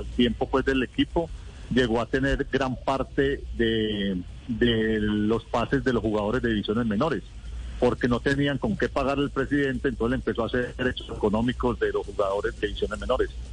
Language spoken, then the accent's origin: Spanish; Colombia; moved away; nosotros venimos de Colombia